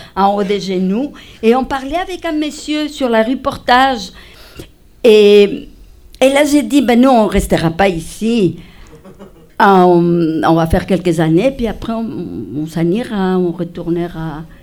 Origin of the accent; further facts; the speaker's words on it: Spain; French is a second language; moved away as an adult; also born or lived in Madrid; now in Rouyn-Noranda, Canada; je suis espagnole